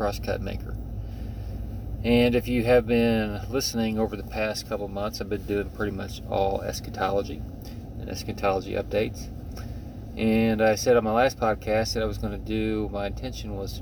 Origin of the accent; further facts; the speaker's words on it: United States; as American Christians